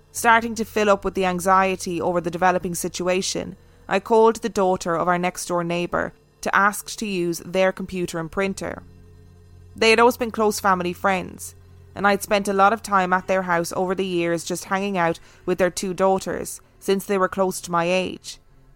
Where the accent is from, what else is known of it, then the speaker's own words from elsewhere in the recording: Miami, Florida, United States; This faith in animals' ability to sense things stems from my one unexplainable experience back in my hometown of Miami, which is a wonderfully warm and colourful city